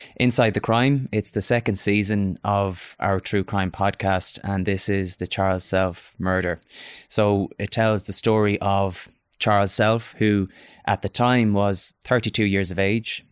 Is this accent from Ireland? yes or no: yes; Galway, Connacht, Ireland; moved away as an adult; now in Dublin, Ireland; my hometown of Galway